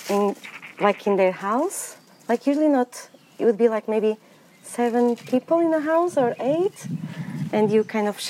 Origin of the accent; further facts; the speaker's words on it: Portugal; moved away as an adult; also born or lived in England; now in United Kingdom; I'm originally from Portugal, but I have been gardening for a while in England for the last 10 years